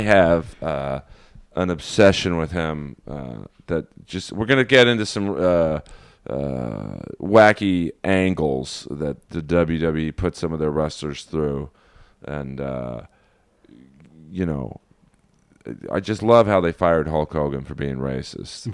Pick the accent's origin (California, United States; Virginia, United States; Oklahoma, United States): California, United States; Los Angeles; as a Jew growing up in Bel Air